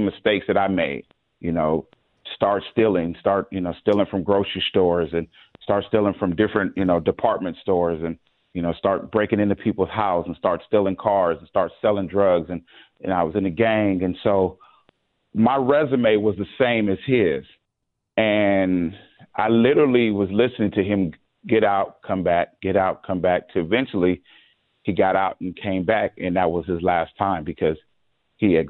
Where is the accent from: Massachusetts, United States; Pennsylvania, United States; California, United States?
California, United States; San Diego; I grew up in San Diego